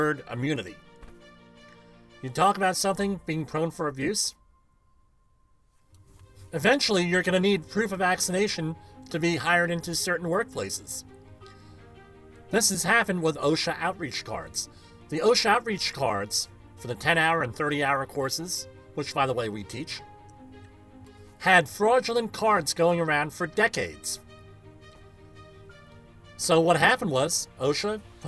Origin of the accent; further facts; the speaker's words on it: New Jersey, United States; I had been born and raised in New Jersey, attended New Jersey schools exclusively